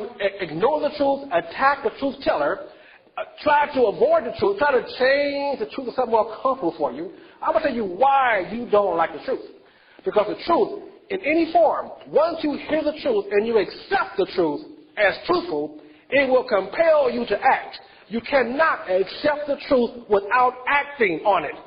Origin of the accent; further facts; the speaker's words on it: United States; if I'm not American, who is?